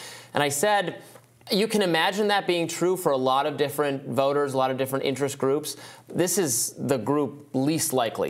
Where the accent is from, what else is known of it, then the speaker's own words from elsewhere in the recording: Michigan, United States; My home state.